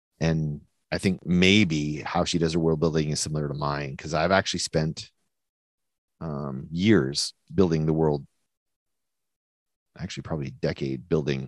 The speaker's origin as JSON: {"language": "English", "region": "New Brunswick", "country": "Canada", "accent": "New Brunswick", "said": "Sounds like a New Brunswick person talking, and that's how I talk, because I'm from New Brunswick"}